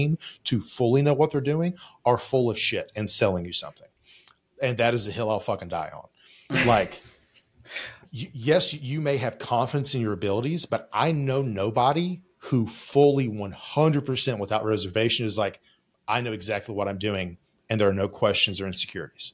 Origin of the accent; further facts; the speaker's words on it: West Virginia, United States; I'm from West Virginia.